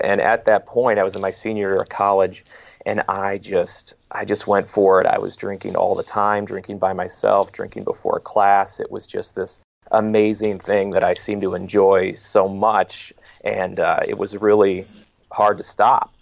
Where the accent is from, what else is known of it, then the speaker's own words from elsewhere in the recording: Detroit, Michigan, United States; moved away as an adult; also born or lived in Long Island, New York; I was born and raised in the Metro Detroit area in Michigan